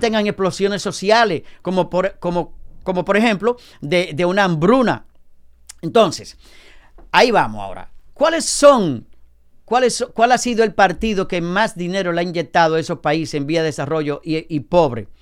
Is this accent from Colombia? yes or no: no; Dominican Republic; now in United States; en mi país, República Dominicana